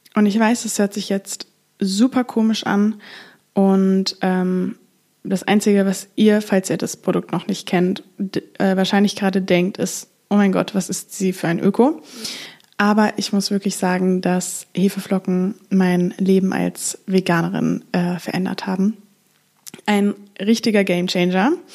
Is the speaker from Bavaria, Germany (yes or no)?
no; Frankfurt, Hesse, Germany; now in Amsterdam, Netherlands; Ich komme ursprünglich aus Frankfurt, lebe aber gerade in Amsterdam